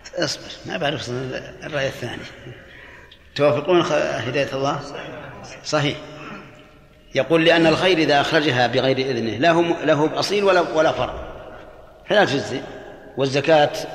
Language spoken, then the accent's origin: Arabic; Al-Qassim, Saudi Arabia; عندنا في القصيم